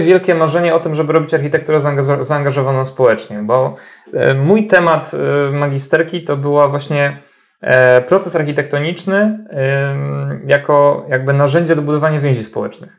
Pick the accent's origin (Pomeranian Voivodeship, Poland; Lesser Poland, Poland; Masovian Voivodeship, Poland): Pomeranian Voivodeship, Poland; Tricity; Ja pochodzę z Trójmiasta